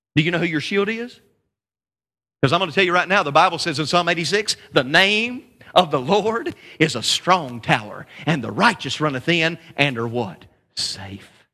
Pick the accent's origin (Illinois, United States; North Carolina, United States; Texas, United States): North Carolina, United States; I'm just a country boy from North Carolina